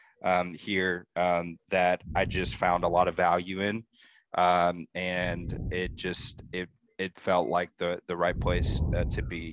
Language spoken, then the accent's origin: English; Texas, United States; I am in Dallas, Texas. I am a Texan, born